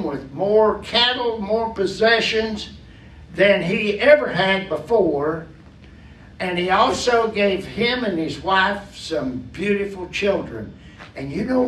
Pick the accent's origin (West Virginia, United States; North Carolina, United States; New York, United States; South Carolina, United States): West Virginia, United States; when I was growing up in West Virginia